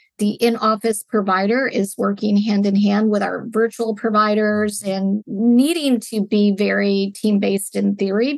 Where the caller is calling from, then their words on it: California, United States; I am joining from the Bay Area in California, just south of San Francisco, where our company is based out of San Francisco, California.